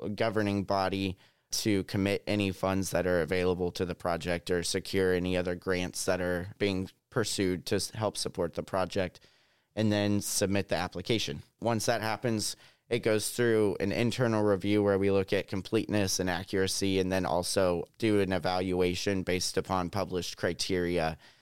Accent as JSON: {"language": "English", "region": "Southwest Missouri", "country": "United States", "tie": "born or raised there", "said": "I'm a Missouri native. I grew up in Southwest Missouri"}